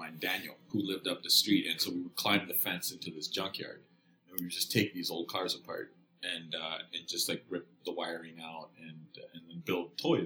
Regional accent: Kenya; I'm Kenyan, and I grew up in Kenya in the 80s.

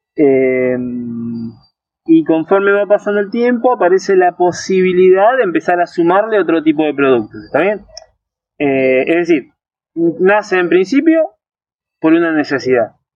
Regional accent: Río de la Plata, Patagonia, Argentina; somos sudamericanos, del Río de la Plata, de la Patagonia, nos gusta tomar mate

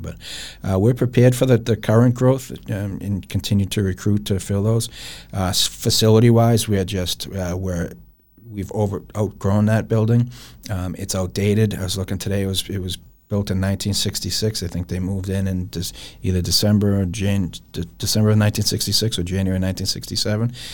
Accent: Lowell, Massachusetts, United States; I was born and raised in Lowell, Massachusetts

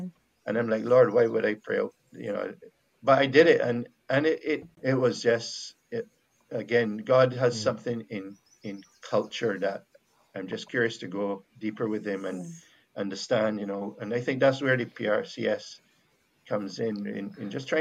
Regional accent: Barbados; accent: Bajan; first language Bajan; Bajan, my accent.

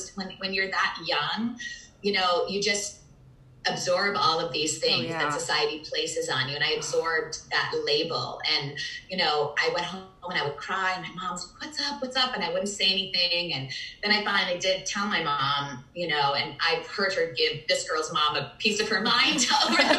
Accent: Virginia, United States; also born or lived in Manhattan, New York; I grew up in mostly in Virginia

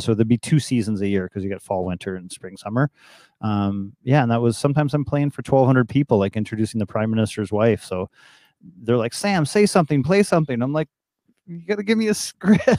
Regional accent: Toronto, Ontario, Canada; also born or lived in Ottawa; born in Toronto in seventy-five and grew up all around Toronto

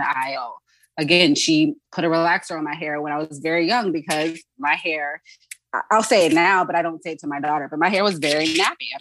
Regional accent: Charleston, South Carolina, United States; moved away as an adult; also born or lived in Dallas, Texas; now in Los Angeles, United States; I'm from South Carolina. I'm from Charleston

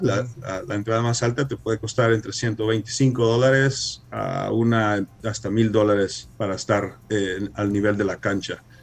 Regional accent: Los Angeles, California, United States; creciendo aquí en Los Ángeles, mis padres siendo salvadoreños

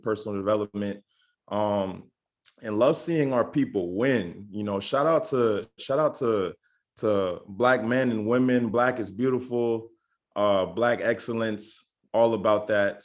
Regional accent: Orlando, Florida, United States; I am originally from Orlando, Florida, but I am a dual citizen, so I have citizenship here in the U.S. and citizenship in the beautiful island of Barbados

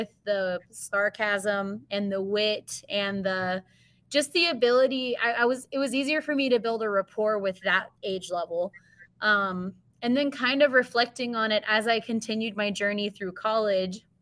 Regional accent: New Braunfels, Texas, United States; also born or lived in Missouri; I am originally from New Braunfels, Texas, born and raised there, K through 12

